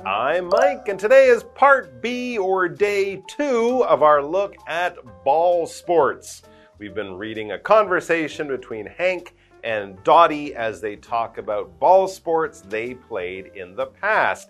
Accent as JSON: {"language": "English", "country": "Canada", "said": "both myself and Karen, we are from Canada"}